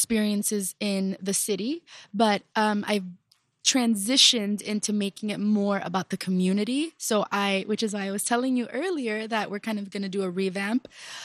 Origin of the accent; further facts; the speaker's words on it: Miami, Florida, United States; I'm originally from Little Havana